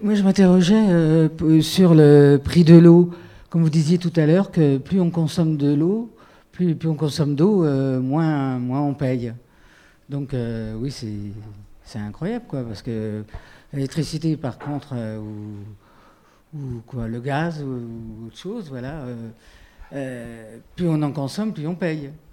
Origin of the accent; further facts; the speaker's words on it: Finistère, Brittany, France; Je suis originaire du Finistère